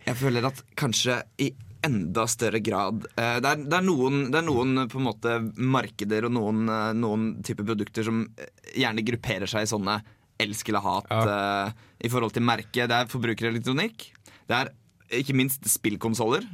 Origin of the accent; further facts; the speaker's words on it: Drammen, Buskerud, Norway; moved away; Jeg var hjemme i Drammen en tur